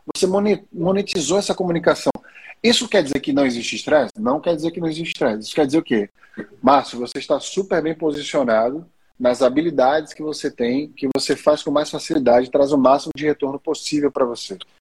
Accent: Maceió, Alagoas, Brazil; pelo meu sotaque britânico, vocês já devem ter percebido que eu sou de Maceió

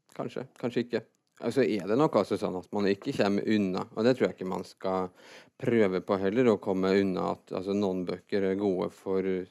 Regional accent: Fredrikstad, Østfold, Norway; also born or lived in Trøndelag; jeg er født i Trøndelag, og så flytta jeg fra når jeg var seks, til Fredrikstad

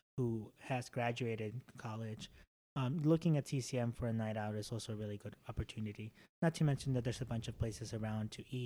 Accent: Chicago, Illinois, United States; English is a second language; also born or lived in Mexico; I'm also from Chicagoland

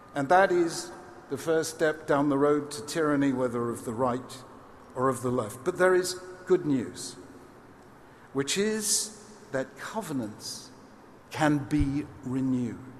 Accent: United Kingdom; as a Brit

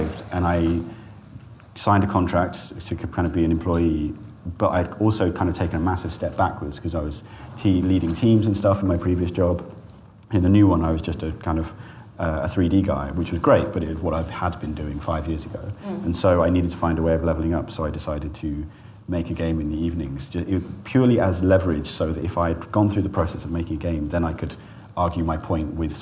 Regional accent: Cornwall, South West England, United Kingdom; when I was a kid, I grew up in Cornwall.

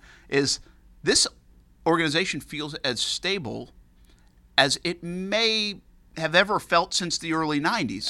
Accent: Rhode Island, United States; moved away; I'm growing up in Rhode Island now

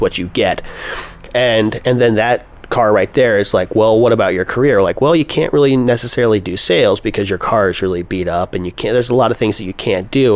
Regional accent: Pennsylvania, United States; moved away as an adult; now in Los Angeles, United States; I grew up in Pennsylvania and I've been in California since 2010

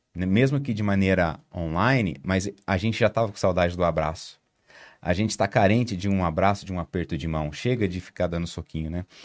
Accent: Maringá, Paraná, Brazil; eu sou do, de Maringá, no interior do Paraná

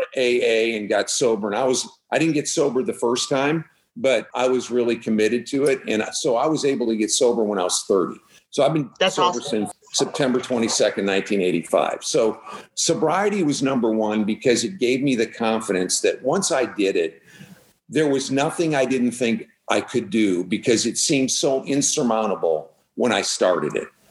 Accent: Midwest, United States; now in Texas, United States; born and raised in the Midwest

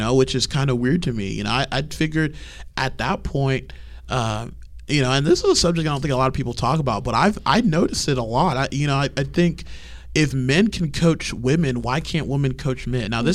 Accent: Houston, Texas, United States; I'm from Houston

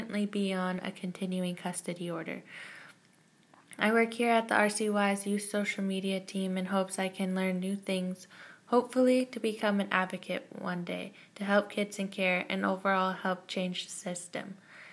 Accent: Victoria, British Columbia, Canada; I am born and raised in Victoria, BC, but my family comes from Mahouset, Nanaimo, and Terrace, BC.

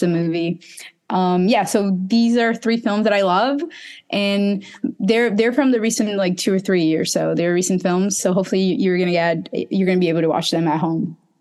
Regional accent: Recife, Pernambuco, Brazil; my hometown, Recife

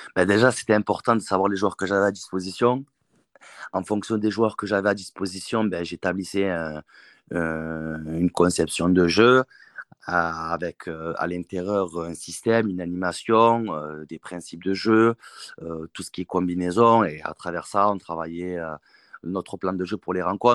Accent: Marseille, Provence-Alpes-Côte d'Azur, France; en tant que Marseillais, entraîner à l'Olympique de Marseille

